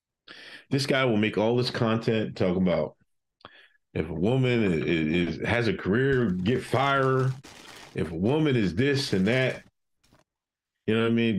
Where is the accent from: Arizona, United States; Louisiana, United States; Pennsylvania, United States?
Pennsylvania, United States; Exeter; moved away as an adult; also born or lived in Georgia; I was raised from Exeter, Pennsylvania